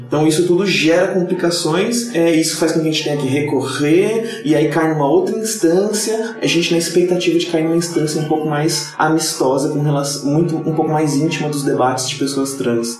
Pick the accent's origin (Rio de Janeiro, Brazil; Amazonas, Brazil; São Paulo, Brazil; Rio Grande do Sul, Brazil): São Paulo, Brazil; Campinas; moved away as an adult; also born or lived in Praia Grande; now in São Paulo, Brazil; Campinas, que é a cidade onde eu morava e nasci